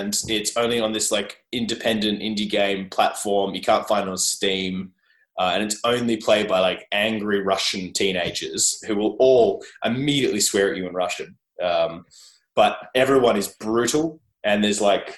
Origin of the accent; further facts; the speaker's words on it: Australia; accent: Australian; my awful Australian accent